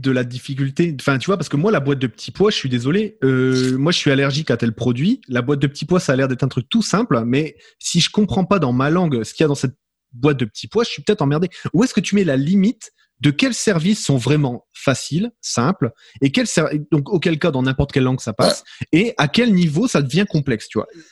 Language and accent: French; France; moved away as an adult; now in Canada; moi en tant que Français de France débarqué dans une dans une province anglophone